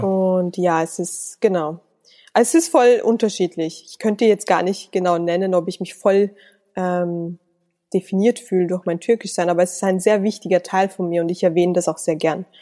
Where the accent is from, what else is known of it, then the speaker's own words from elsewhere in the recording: Salzburg, Austria; schließlich bin ich in Salzburg geboren und aufgewachsen und ich bezeichne das als mein Heimatland.